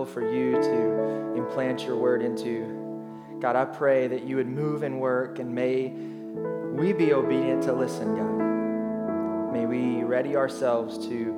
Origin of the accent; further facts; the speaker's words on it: Arkansas, United States; moved away as an adult; now in Rochester, United States; I'm originally from Arkansas, born and raised there until my wife and I moved to the Rochester area back in March